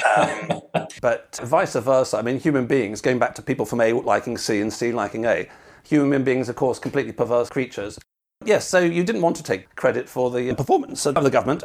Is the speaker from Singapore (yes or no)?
no; United Kingdom; I'm British